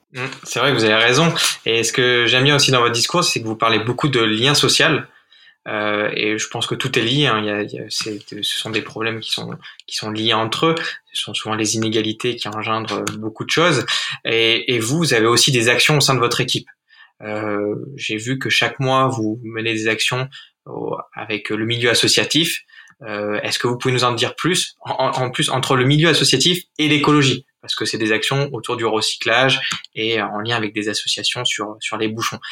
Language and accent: French; Arcachon Basin, Nouvelle-Aquitaine, France; je viens du bassin d'Arcachon